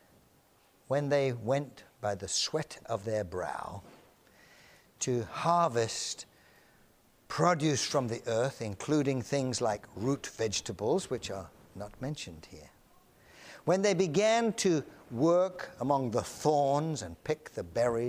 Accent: England, United Kingdom; now in United States; I'm an Englishman

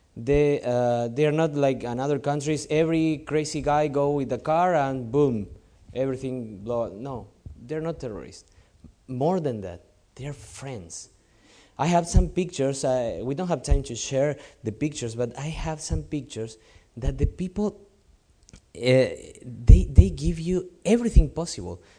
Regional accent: Argentina; moved away as an adult; now in Lebanon; I'm from South America, so it's more like Latin style for us, Argentinian style

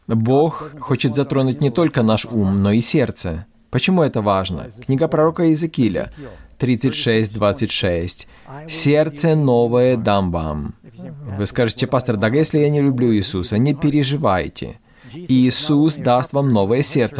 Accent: New York, United States; я из Нью-Йорка

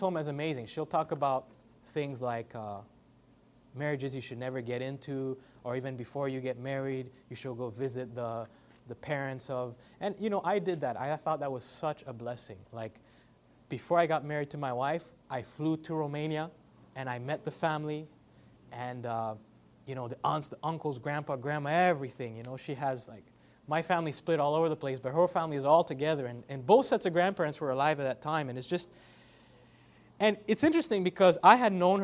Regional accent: Canada; now in Ontario, Canada; I'm Canadian, I'm half white, half black, so I'm a mix

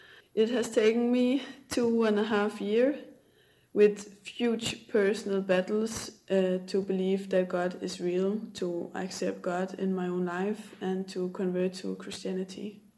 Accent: Denmark; English is a second language; now in Portugal; I am from Denmark. I'm 27 years old, and at the moment I am currently living in central Portugal

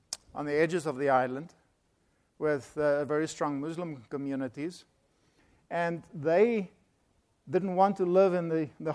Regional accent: South Africa; now in United States; I am from South Africa

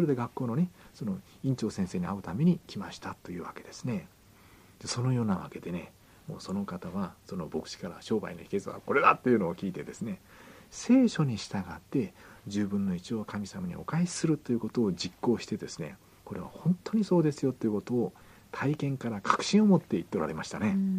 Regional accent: Kyushu, Japan; 九州の、えー、あれですね出身なんですけども

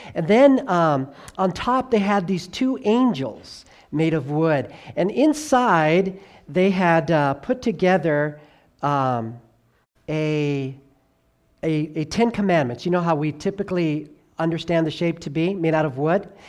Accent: Southern California, United States; also born or lived in New York / North Carolina / Tennessee / Arkansas; now in Idaho, United States; I was born there. I grew up in Southern California

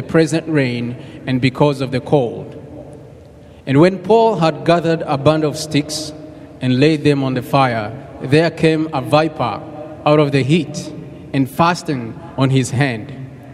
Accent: Michigan, United States; I'm from Michigan

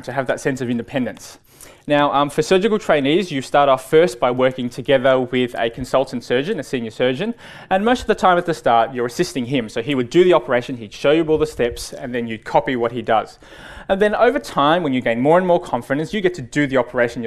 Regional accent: Melbourne, Victoria, Australia; I was born and raised in Melbourne.

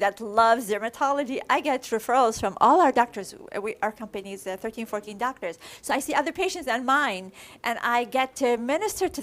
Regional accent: Iraq; moved away; from Iraq

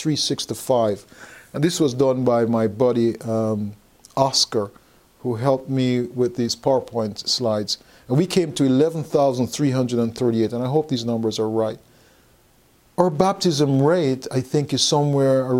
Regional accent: Texas, United States; I'm from Texas.

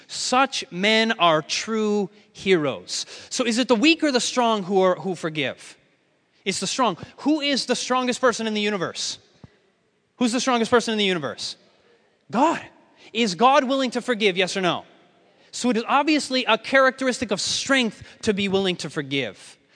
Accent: United States; I'm not from Austria. I'm obviously from the States

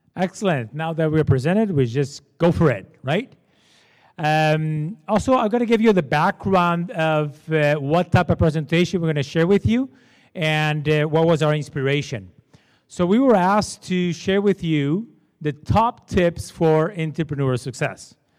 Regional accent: Portugal; English is a second language; moved away as an adult; now in Canada; I was born in Portugal. I'm Portuguese. That's why I have this terrible accent.

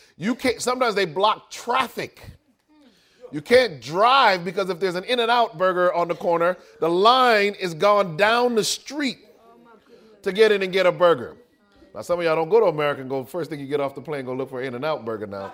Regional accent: United States; I am an American

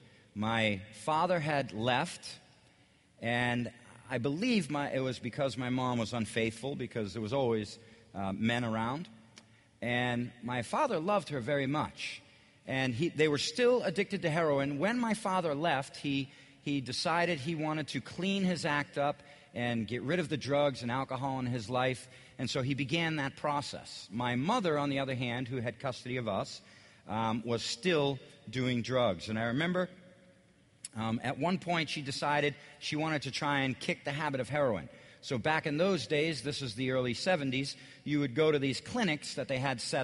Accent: Boston, Massachusetts, United States; I'm from the Boston area. I lived all around Boston. I figured it out. I had lived in 13 cities around Boston before I was in the sixth grade.

